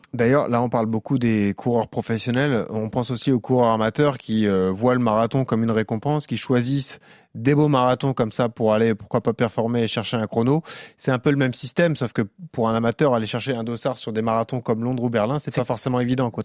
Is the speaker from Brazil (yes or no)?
no; France; nous, en tant que Français